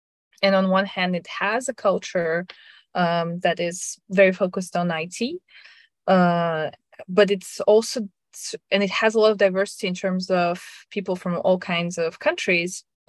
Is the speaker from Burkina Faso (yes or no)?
no; Russia; English is a second language; my parents moved me at a very young age to Russia, and I grew up in Russia thinking, well, we're going to stay this, you know, one more year.